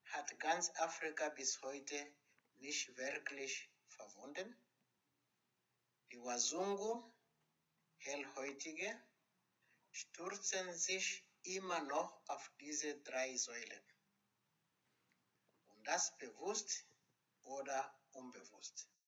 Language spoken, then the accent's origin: German; foot of Kilimanjaro, Tanzania; Als Kolonialkind, aufgewachsen am Fuß des Kilimanjaro